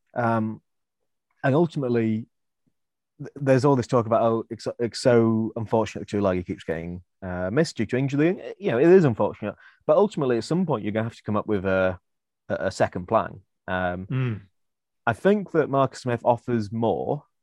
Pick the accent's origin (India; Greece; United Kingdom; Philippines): United Kingdom; Welsh, Wales; I am Welsh